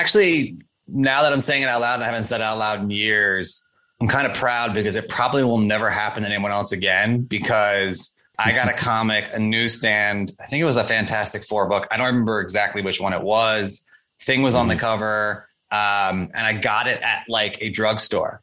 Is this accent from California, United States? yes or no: no; Coral Springs, Florida, United States; now in New York, United States; grew up in coral springs florida